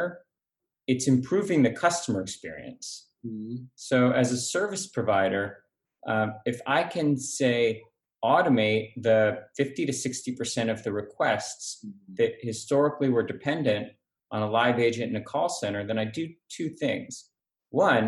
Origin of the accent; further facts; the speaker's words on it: San Diego, California, United States; now in San Francisco, United States; I grew up in San Diego hating the Raiders.